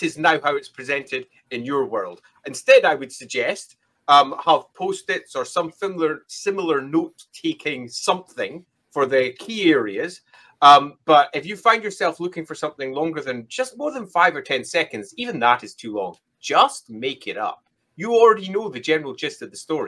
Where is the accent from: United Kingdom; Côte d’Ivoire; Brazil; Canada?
United Kingdom; Scotland; I'm Scottish.